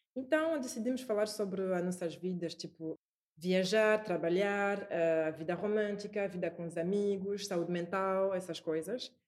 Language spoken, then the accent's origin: Portuguese; France; Portuguese is a second language; moved away as an adult; also born or lived in Paris, France / Brussels, Belgium / Singapore; now in Portugal; Cresci na França